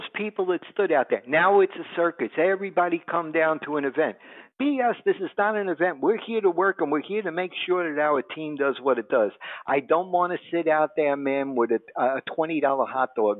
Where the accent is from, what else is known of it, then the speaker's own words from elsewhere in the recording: New York, United States; I am a New Yorker true and blue